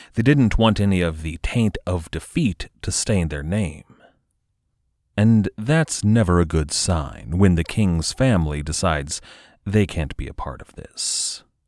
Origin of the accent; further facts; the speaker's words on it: United States; As an American in the twenty-first century